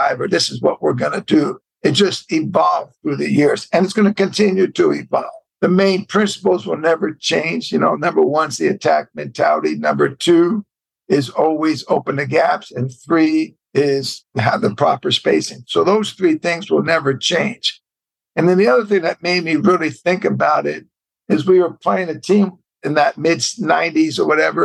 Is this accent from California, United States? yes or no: yes; Bay Area, California, United States; I'm a West Coast guy, and I was from the Bay Area